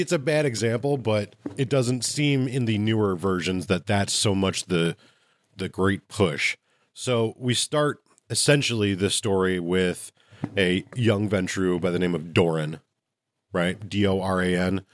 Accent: Midwest, United States; I'm from the Midwest

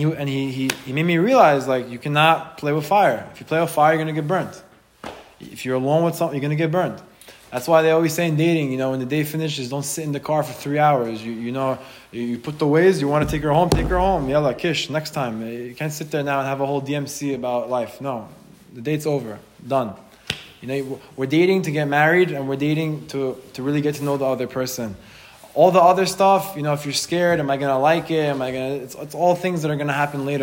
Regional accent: Israel; now in United States; when I was born in Israel

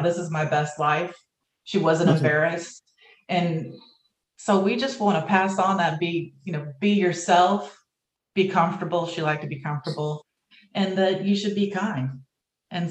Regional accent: Texas, United States; also born or lived in Pennsylvania; I was born in Pennsylvania. He was born in New Jersey, but we've both lived in Texas most of our lives.

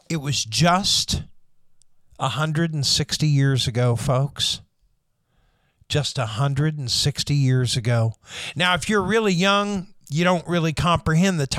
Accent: United States; I'm American

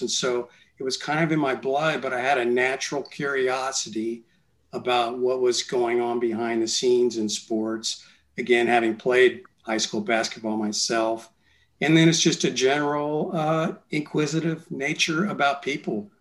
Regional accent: San Antonio, Texas, United States; I was from San Antonio

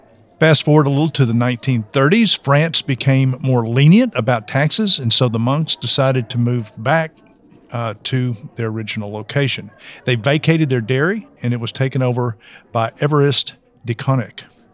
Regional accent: the South, United States; I am from the South, which means I'm phonetically challenged.

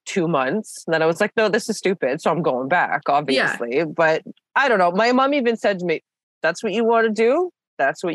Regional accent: Canada; I'm typical Canadian

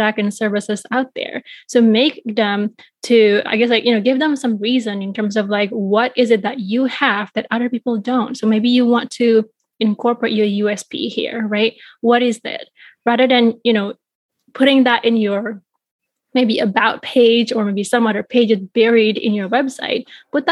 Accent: Bali, Indonesia; now in Chicago, United States; I was growing up in Bali, Indonesia

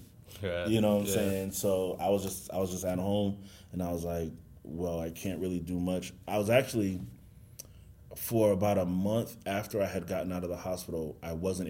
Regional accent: Boston, Massachusetts, United States; I'm from Boston, Boston, Mass.

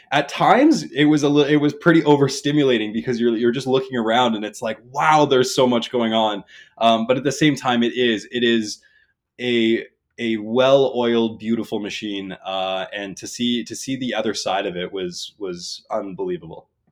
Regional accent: New Brunswick, Canada; I'm from New Brunswick

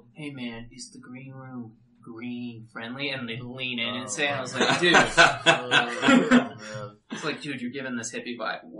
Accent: Texas, United States; We are from Texas

